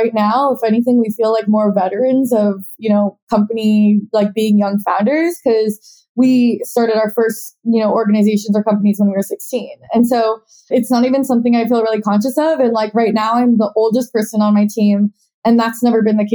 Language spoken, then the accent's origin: English; Portland, Oregon, United States; now in New York City, United States; I actually grew up in Portland, Oregon